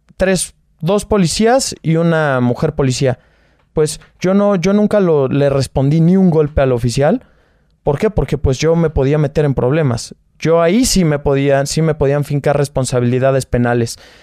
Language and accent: Spanish; Naucalpan, State of Mexico, Mexico; Yo soy de Naucalpan, Estado de México.